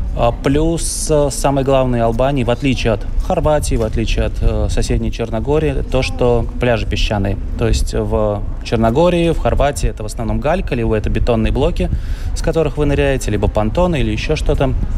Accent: Latvia

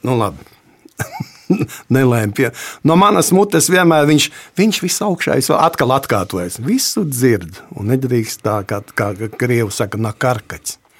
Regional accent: Latvia; Mēs esam latvieši tādi, es te, nu, labi, diezgan bargi teikšu, dabūšu tā, bet mēs esam latvieši tādi ļoti stipri īpatnēja tauta

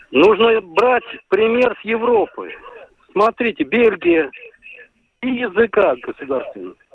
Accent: Latvia; я русскоязычный латыш. У меня отец латыш, мне самому почти 68 лет. Вот. Мать литовка.

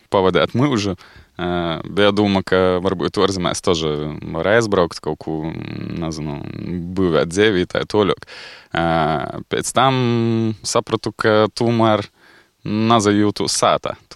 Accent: Rezekne, Latgale, Latvia

